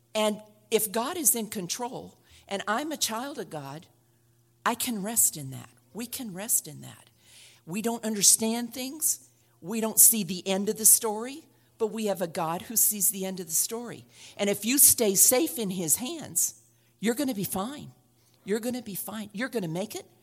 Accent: Oregon, United States; I'm from Oregon

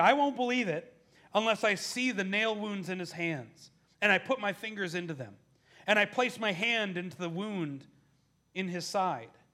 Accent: Milwaukee, Wisconsin, United States; moved away; my hometown of, of Milwaukee

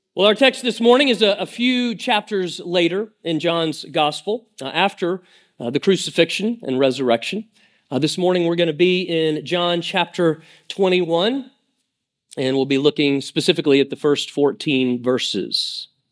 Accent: Lake Lanier, northeast Georgia, United States; I grew up on Lake Lanier. Uh, it's in northeast Georgia, about an hour, uh, north of Atlanta

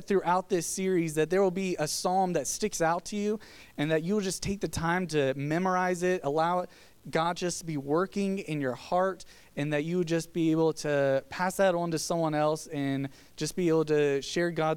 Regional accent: Virginia, United States; now in Georgia, United States; Growing up in Virginia

